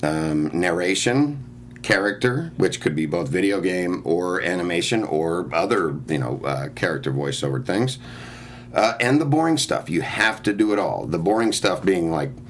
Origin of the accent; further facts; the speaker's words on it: Oakland, California, United States; moved away as an adult; now in Los Angeles, United States; I'm from East Oakland